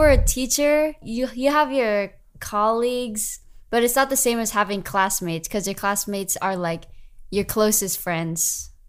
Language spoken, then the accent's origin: English; United States; born or raised there